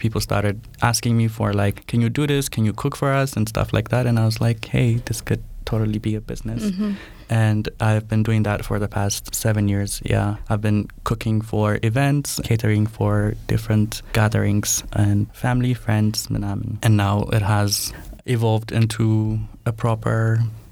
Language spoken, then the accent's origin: English; Addis Ababa, Ethiopia; Born and raised in Addis.